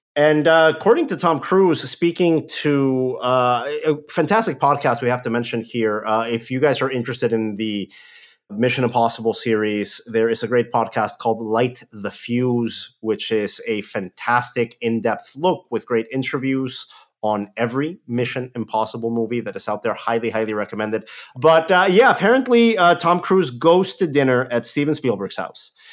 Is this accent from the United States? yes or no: no; Mexico; moved away; my hometown in Mexico